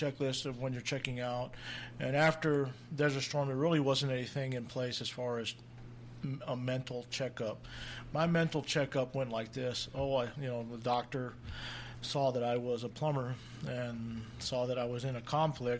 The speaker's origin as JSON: {"language": "English", "town": "Victoria", "region": "Texas", "country": "United States", "tie": "born or raised there", "moved": "yes", "lives_now": "El Paso, United States", "said": "I'm from that area. I was raised in Victoria, Texas"}